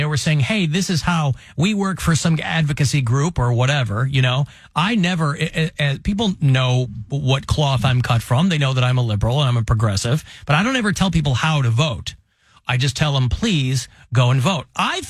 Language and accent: English; Utica, New York, United States; No, I'm from Utica.